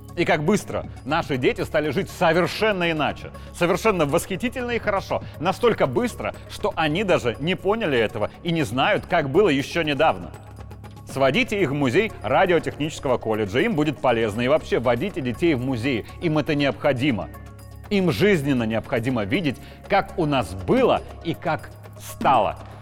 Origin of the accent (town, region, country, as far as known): Belarus